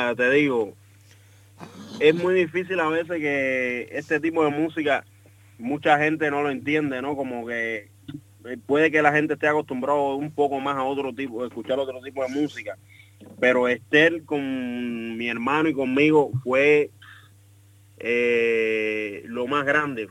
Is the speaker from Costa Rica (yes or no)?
no; Cuba; moved away; nosotros venimos estudiando juntos desde Cuba y nosotros tocamos tocamos juntos en Cuba